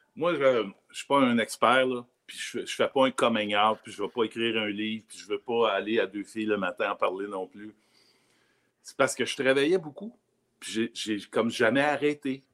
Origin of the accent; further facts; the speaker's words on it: Rigaud, Quebec, Canada; also born or lived in Cadillac, Abitibi, Quebec; je suis né à Cadillac en Abitibi, ouais. Cadillac. Mais, déménager déménagé très jeune à Rigaud.